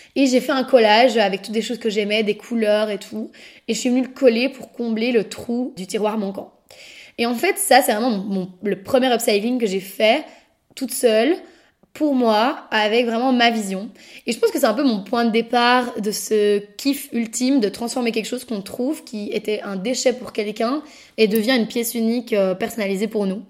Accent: Brussels, Brussels-Capital Region, Belgium; je suis bruxelloise, née à Bruxelles et je vis encore à Bruxelles actuellement

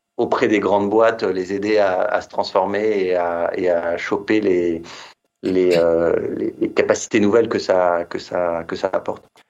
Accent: Metz, Grand Est, France; moved away as an adult; also born or lived in Reims; now in Paris, France; je suis né dans l'Est à Metz

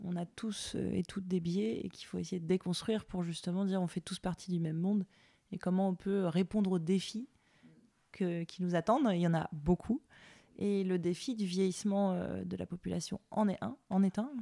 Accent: Le Mans, Pays de la Loire, France; moi je viens du Mans, il y a les Alpes Mancelles

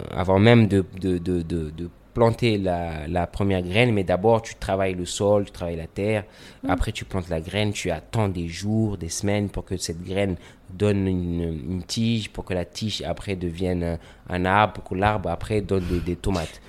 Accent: Comoros; j'ai grandi au Comores dans, mon enfance, j'ai un peu voyagé, mais j'ai toujours été ici

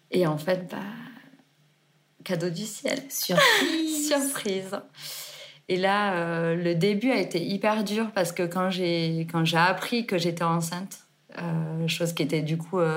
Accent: Carcassonne, Occitania, France; moved away as an adult; also born or lived in Gruissan / Geneva, Switzerland; now in Vallée Verte, France; je suis née à Carcassonne et j'ai grandi entre grisson au bord de la mer et Carcassonne. Je suis l'aînée d'une grande fratrie de six enfants. et du coup, j'ai vécu entre mon papa à Carcassonne et ma maman à la mer.

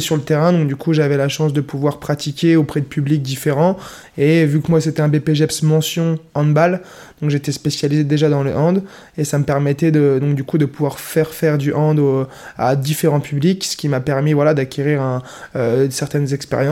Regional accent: Nancy, Grand Est, France; Je viens de Meurthe-et-Moselle, de Nancy. Je suis originaire natif de Nancy

